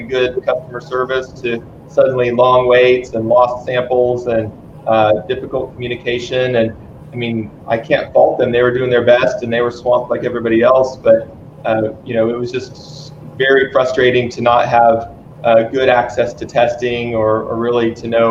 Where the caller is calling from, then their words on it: Dallas, Texas, United States; so I'm calling also from Dallas.